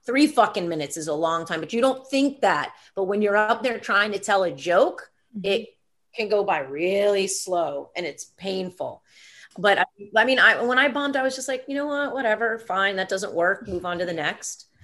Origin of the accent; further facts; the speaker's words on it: Atlanta, Georgia, United States; also born or lived in Los Angeles; now in New York City, United States; born and raised in Atlanta, Georgia. Uh, I live in New York City, have been here for a thousand years